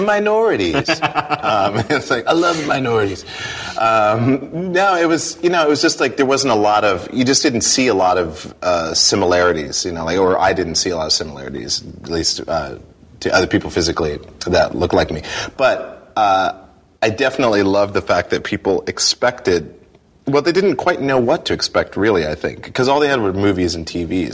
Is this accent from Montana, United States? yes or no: yes; Montana, United States; I grew up in Montana